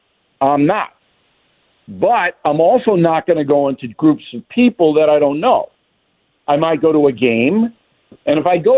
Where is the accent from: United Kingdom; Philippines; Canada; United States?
United States; Levittown, New York; also born or lived in Manhattan; in Manhattan, and I was raised in Levittown, as you guys know. And I know this city as well as any human being on the earth.